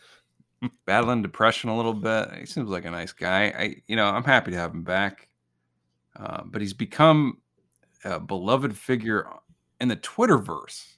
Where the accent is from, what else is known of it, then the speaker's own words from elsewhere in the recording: Illinois, United States; I grew up in Illinois